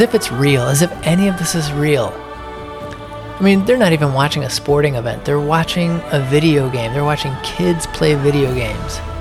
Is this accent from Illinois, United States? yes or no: yes; Chicago, Illinois, United States; I'm from Chicago